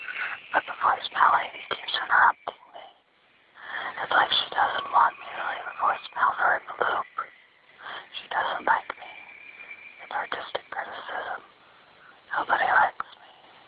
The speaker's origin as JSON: {"language": "English", "town": "Pottstown", "region": "Pennsylvania", "country": "United States", "said": "I'm from Pottstown, Pennsylvania."}